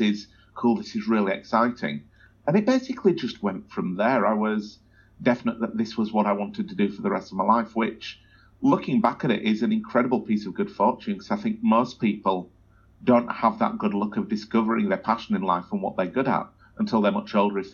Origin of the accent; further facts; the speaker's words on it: Wakefield, Yorkshire and the Humber, United Kingdom; now in Australia; I grew up in a place called Wakefield